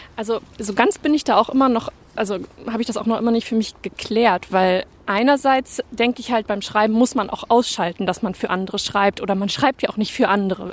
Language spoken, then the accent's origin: German; Bremen, Germany; first language German; moved away as an adult; also born or lived in Leipzig / Cologne; Ich komme ja ursprünglich auch aus Bremen